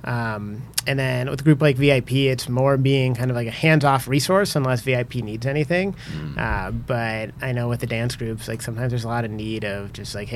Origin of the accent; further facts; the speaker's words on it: Cleveland, Ohio, United States; I am from Ohio